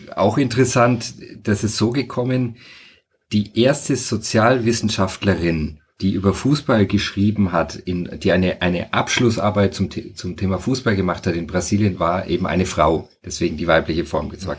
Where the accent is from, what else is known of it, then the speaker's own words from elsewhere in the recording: Franconia, Bavaria, Germany; moved away as an adult; also born or lived in Freising / Munich area / Fürth / Rio de Janeiro, Brazil; ich bin eigentlich eher in Franken aufgewachsen, auf dem Land